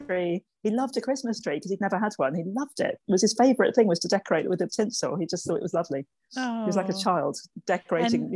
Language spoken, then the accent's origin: English; Birmingham, West Midlands, United Kingdom; now in London, United Kingdom; I grew up in Birmingham in the 1970s.